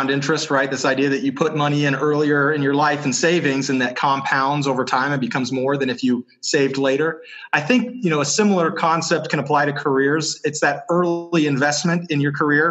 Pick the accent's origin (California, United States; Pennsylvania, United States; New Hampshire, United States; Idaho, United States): New Hampshire, United States; moved away as an adult; now in Utah, United States; I grew up in New Hampshire, moved to Utah about 4 years ago